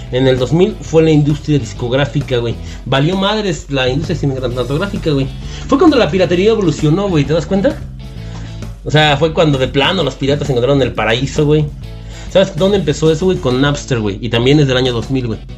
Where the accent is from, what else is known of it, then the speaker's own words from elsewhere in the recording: Mexico; pues somos mexicanos, güey